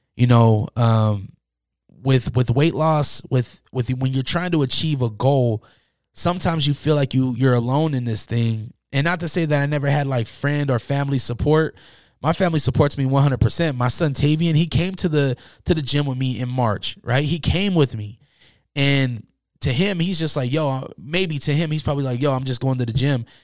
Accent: Salt Lake City, Utah, United States; growing up in Utah and Salt Lake City

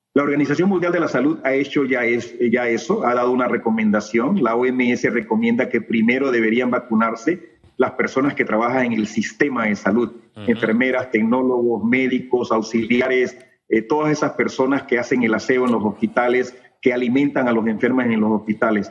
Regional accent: Panama; nuestra expectativa como médicos panameños, como investigadores panameños

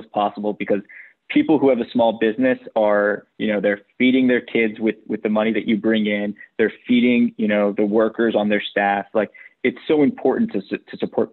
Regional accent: New York City, New York, United States; I was born and raised in New York

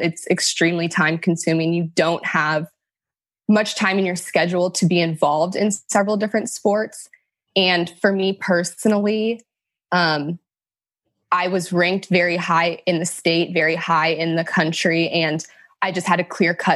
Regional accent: Sacramento, California, United States; also born or lived in Elk Grove, California / Folsom, California / South Carolina; I was born and raised in Sacramento, California

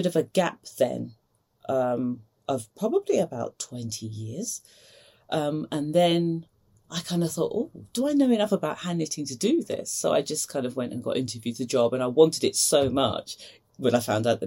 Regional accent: London, United Kingdom; moved away as an adult; also born or lived in Edinburgh, Scotland; I grew up in East London

